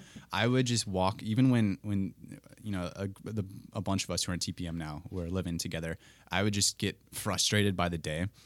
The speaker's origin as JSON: {"language": "English", "town": "Colfax", "region": "Wisconsin", "country": "United States", "tie": "born or raised there", "moved": "as an adult", "lives_now": "Twin Cities, United States", "said": "I hail from Colfax, Wisconsin, a little farming town between Menominee and Eau Claire, if you know the area at all. And, uh, that's the, the life I knew until moving to the Twin Cities"}